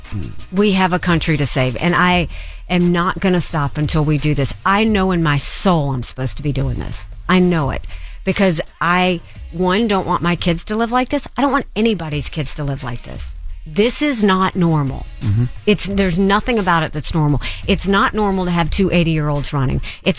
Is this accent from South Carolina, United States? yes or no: yes; Bamberg, South Carolina, United States; the unheard, unseen are people like where I grew up in Bamberg, South Carolina.